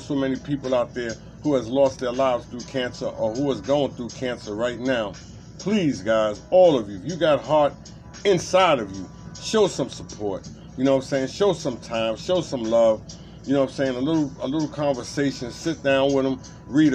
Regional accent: New York City, New York, United States; moved away; also born or lived in Farrell, Pennsylvania; I'm from Brooklyn, Bedford-Stuyvesant, Marcy and Pulaski, between Nostrand, you know what I'm saying? I lived all through Brooklyn

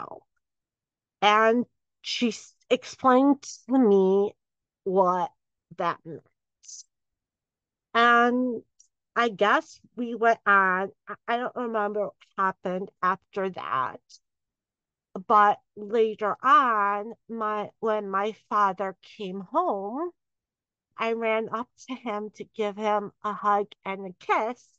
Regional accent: Southfield, Michigan, United States; I grew up in the suburbs of Detroit. I grew up in Southfield, Michigan.

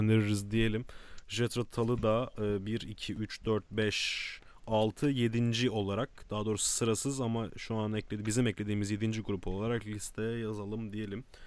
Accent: Kadıköy, Istanbul, Turkey; Kadıköy acilin içinde büyüdük

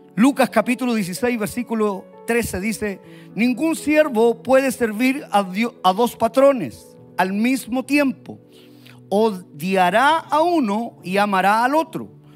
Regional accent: Puente Alto, Santiago Metropolitan Region, Chile; soy chileno, puente altino

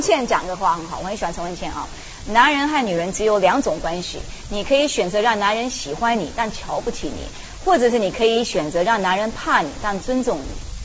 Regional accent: United States; Chinese is a second language; moved away as an adult; now in China; 我在美国初中长大

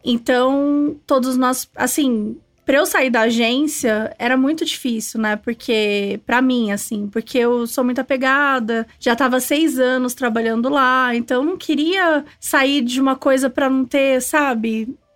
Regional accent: Itajubá, Minas Gerais, Brazil; moved away as an adult; also born or lived in Bonfim; now in São Paulo, Brazil; Eu sou, sou mineira, sou do sul de Minas, então vim pra São Paulo

